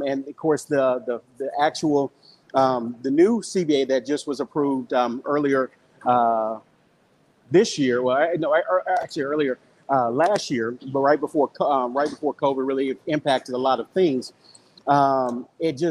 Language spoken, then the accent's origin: English; Orange, Texas, United States; I was born and raised in Orange, Texas, hometown of Earl Thomas